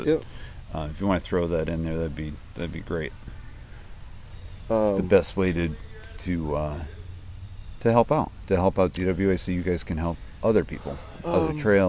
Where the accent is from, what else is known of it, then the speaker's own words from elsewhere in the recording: New England, United States; I'm from New England.